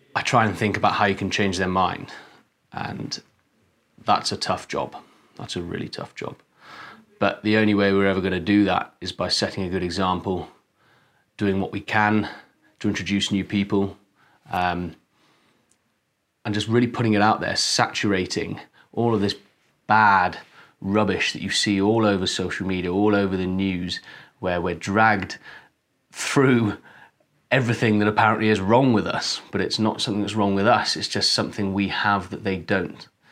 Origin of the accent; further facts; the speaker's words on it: Wales, United Kingdom; I'm a Welshman